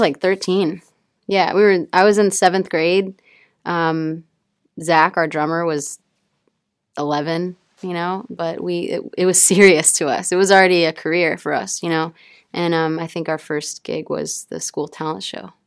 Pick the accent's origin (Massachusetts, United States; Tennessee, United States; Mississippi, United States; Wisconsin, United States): Mississippi, United States; I come from a really small town in Mississippi